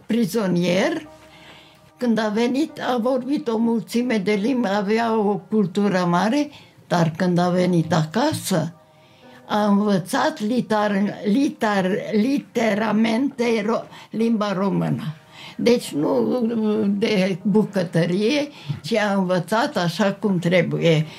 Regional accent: Târgu Mureș, Mureș County, Romania; M-am născut la Târgu Mureș.

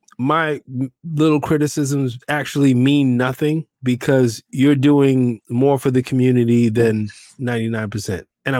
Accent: New York City, New York, United States; growing up in New York City and in the inner city.

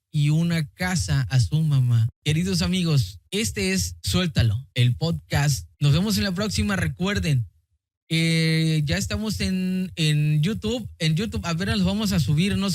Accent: Michoacán, Mexico; now in Tijuana, Mexico; soy de Michoacán, ahora vivo en Tijuana, pero ya no trabajo.

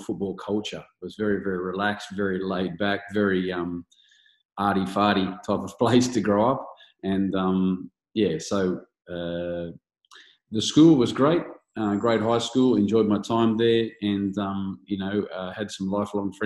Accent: Blue Mountains, New South Wales, Australia; also born or lived in Bathurst; I grew up in the Blue Mountains, so it was Hazelbrook Hawks

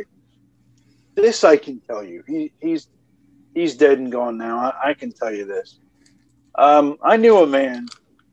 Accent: Atlanta, Georgia, United States; I've studied my hometown for over 20 years at this point

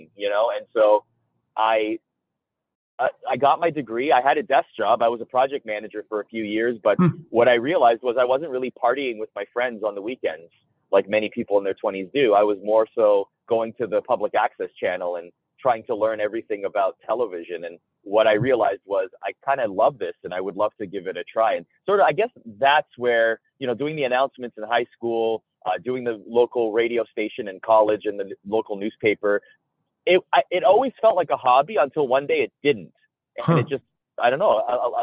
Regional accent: Toronto, Ontario, Canada; I grew up in Toronto

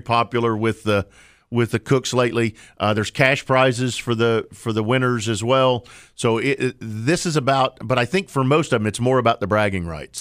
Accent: Oklahoma, United States; now in North Carolina, United States; I grew up in Oklahoma

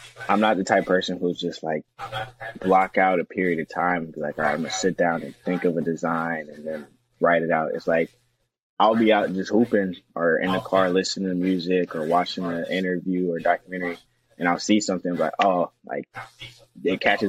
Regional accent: Atlanta, Georgia, United States; moved away as an adult; now in Kentucky, United States; I'm from Atlanta

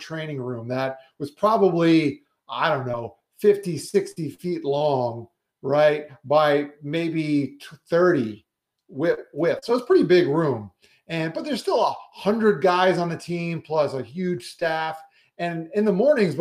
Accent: South Florida, United States; also born or lived in New York; I was born in New York, but I've lived in South Florida for most of my life.

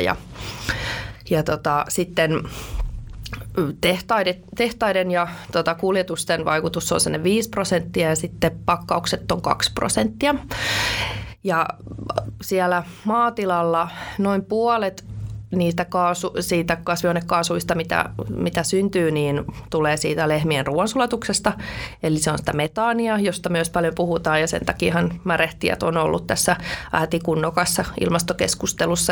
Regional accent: Nurmijärvi, Uusimaa, Finland; also born or lived in Helsinki; now in Riihimäki, Finland; mä oon siis ihan synnyin Helsingissä, mutta hyvin pian sitten rakennettiin Nurmijärvelle maalle oma kotitalo ja siellä sitten tota, kasvoi metsän keskellä.

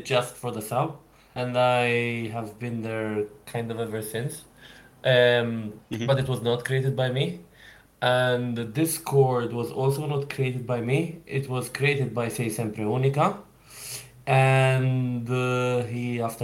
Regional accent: Malta; I'm originally from Malta, which for people who don't know is a really small, tiny island just off of Sicily

